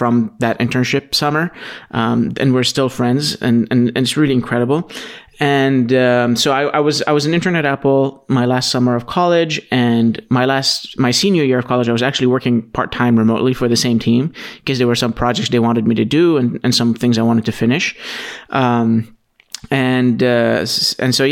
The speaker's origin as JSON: {"language": "English", "town": "Aleppo", "region": "Aleppo Governorate", "country": "Syria", "tie": "born or raised there", "moved": "yes", "lives_now": "United States", "said": "So where I'm from is Aleppo, Syria."}